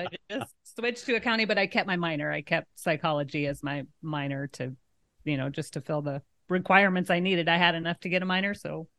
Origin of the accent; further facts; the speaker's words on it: Tecumseh, Nebraska, United States; born there; I was born in Tecumseh. So we, always went as a child.